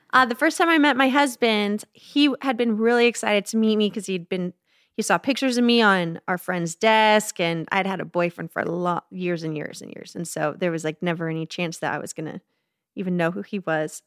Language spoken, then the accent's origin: English; Phoenix, Arizona, United States; I grew up in Phoenix, Arizona